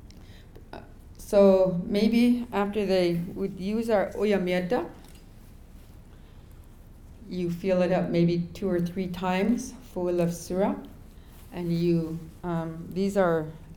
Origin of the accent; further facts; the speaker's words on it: King Island community, Alaska, United States; I grew up in the King Island community